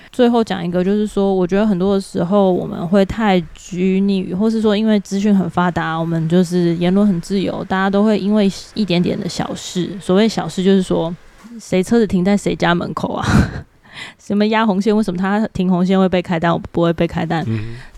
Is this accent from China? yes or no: no; Taiwan; 身为台湾人